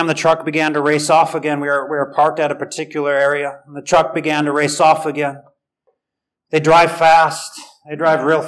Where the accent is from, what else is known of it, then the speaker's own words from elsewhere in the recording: United States; I'm American